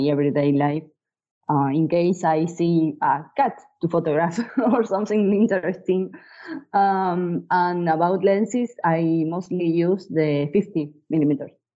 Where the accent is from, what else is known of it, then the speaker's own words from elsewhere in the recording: Bahía Blanca, Buenos Aires Province, Argentina; I'm a photographer from Bahia Blanca, Argentina.